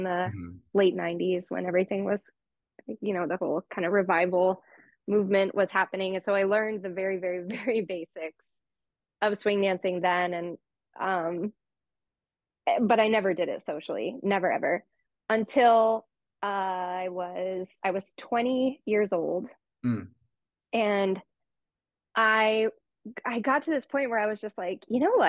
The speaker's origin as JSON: {"language": "English", "town": "Los Angeles", "region": "California", "country": "United States", "tie": "born or raised there", "said": "I grew up in LA in the San Fernando Valley, born and raised in the San Fernando Valley"}